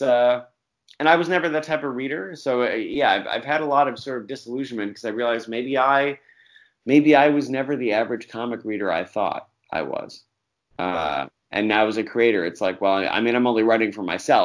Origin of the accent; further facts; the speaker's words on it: Central New York, United States; I'm from Central New York